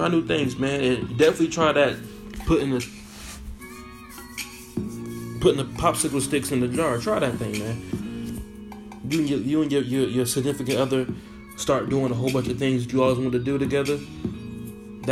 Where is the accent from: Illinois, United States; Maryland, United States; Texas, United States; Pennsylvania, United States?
Maryland, United States; Baltimore; also born or lived in Virginia; now in Seattle, United States; Shout out to Virginia, man. East Coast, DMV, it's my hometown. Shout out to Baltimore, it's my hometown